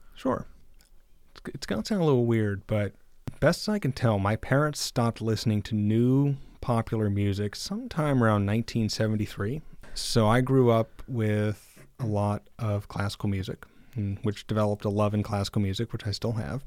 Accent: Mount Pleasant, Michigan, United States; moved away; I'm originally from Mount Pleasant

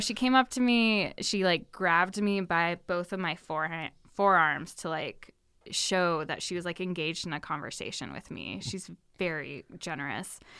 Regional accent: Sacramento, California, United States; moved away as an adult; also born or lived in Los Angeles; I grew up in Sacramento, California

